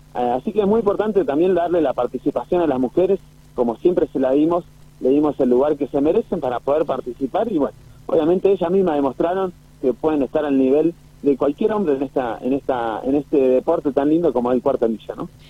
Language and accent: Spanish; San Rafael, Mendoza, Argentina; San Rafael. Así que bueno, es mi ciudad natal